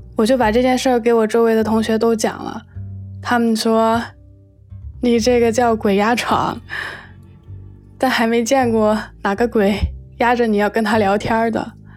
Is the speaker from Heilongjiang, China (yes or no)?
no; Shenzhen, Guangdong, China; 今年二十五岁，我来自深圳，现在是一名插画师